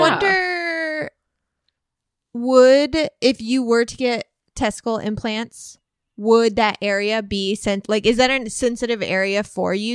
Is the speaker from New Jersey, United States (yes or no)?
no; Southern Illinois, United States; I grew up in Southern Illinois